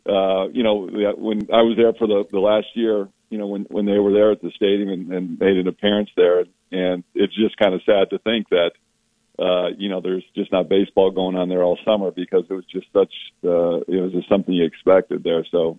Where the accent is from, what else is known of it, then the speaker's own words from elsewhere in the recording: San Diego, California, United States; also born or lived in Florida; I grew up in San Diego, but I was born in Florida